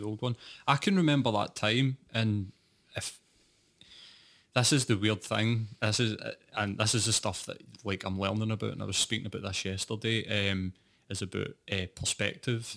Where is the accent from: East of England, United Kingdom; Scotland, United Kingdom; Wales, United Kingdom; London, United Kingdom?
Scotland, United Kingdom; I was working class and I was from Scotland